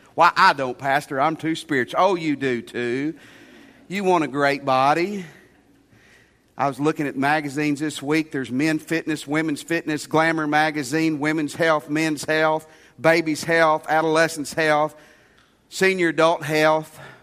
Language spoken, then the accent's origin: English; Tennessee, United States; my home state of Tennessee